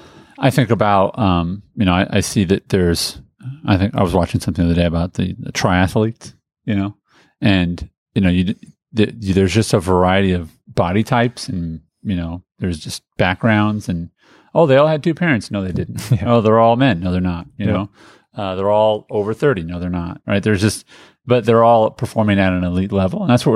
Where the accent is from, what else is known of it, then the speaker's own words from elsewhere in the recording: Indianapolis, Indiana, United States; as a kid growing up in Indianapolis, Indiana